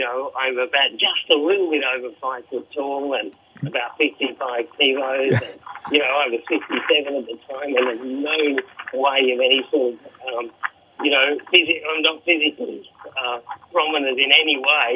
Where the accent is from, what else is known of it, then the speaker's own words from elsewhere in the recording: Australia; being Australian, being a fairly prominent foreigner there